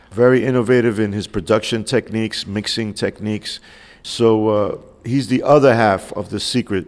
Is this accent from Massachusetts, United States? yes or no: no; New York, United States; as a New Yorker, my Spanish was not the best.